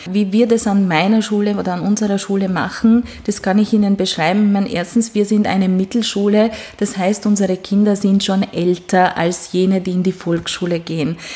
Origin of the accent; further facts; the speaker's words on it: Hungary; born there; first language Hungarian; German is a second language; dass ich gebürtige Ungarin bin und auch wenn manche meiner Vorfahren eben Sachsen oder Schwaben sind, sind, äh, die Sprache, die wir zu Hause gesprochen haben, war doch Ungarisch.